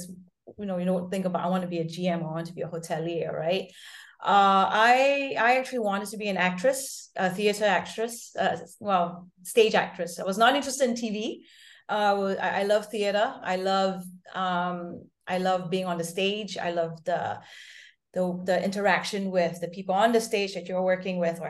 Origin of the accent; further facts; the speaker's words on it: Singapore; also born or lived in Lausanne; I'm Singaporean, born and bred.